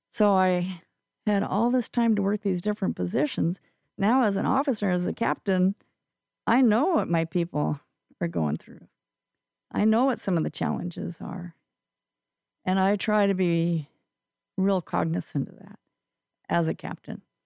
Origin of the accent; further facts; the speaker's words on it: Eastern Washington, United States; moved away as an adult; also born or lived in Spokane, Washington / Moses Lake, Washington; now in Vashon Island, United States; I'm uh, actually from Eastern Washington